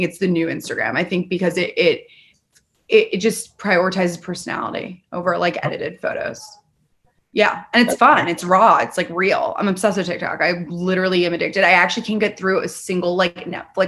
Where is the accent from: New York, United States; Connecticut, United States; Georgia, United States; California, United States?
New York, United States; I'm not from Florida, obviously I'm from New York